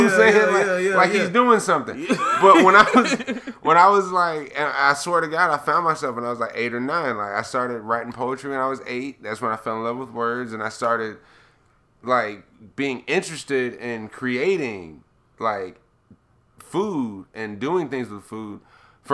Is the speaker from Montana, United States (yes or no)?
no; San Diego, California, United States; moved away; also born or lived in Florida; I grew up in San Diego, man. We were right next to the Mexican border